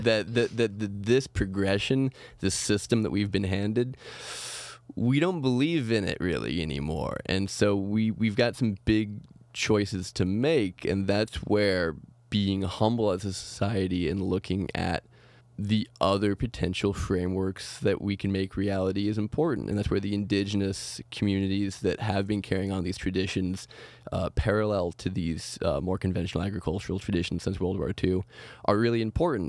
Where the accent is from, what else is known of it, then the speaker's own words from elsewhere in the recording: Oregon, United States; growing up in Oregon